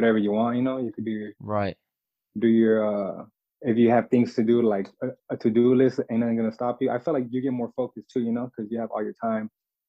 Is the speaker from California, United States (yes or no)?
yes; Fontana, California, United States; also born or lived in Pacoima, California / Los Angeles, California; I've lived here like since I was like 8, but I've bounced around the IE like throughout my life